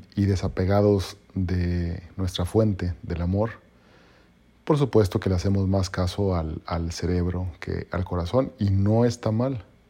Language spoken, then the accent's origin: Spanish; Mexico; yo soy mexicano